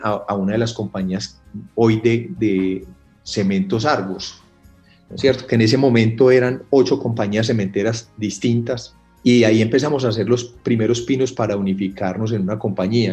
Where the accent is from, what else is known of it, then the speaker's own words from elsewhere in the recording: Paisa, Antioquia, Colombia; yo vengo de una familia muy comerciante, como buenos paisas.